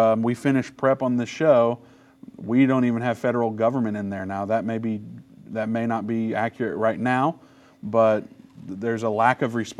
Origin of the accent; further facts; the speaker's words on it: Indiana, United States; I'm from Indiana, so it's like not an Ohio fan. It's how we're raised to be.